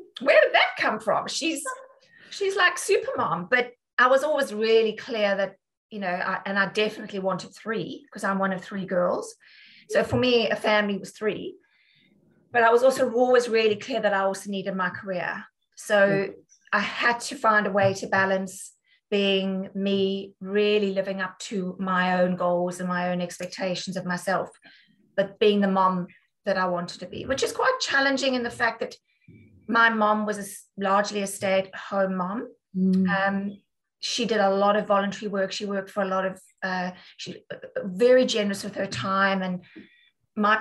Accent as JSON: {"language": "English", "country": "South Africa", "also_born_or_lived": "Dudley, United Kingdom / London, United Kingdom", "moved": "as an adult", "lives_now": "United Kingdom", "said": "as a South African"}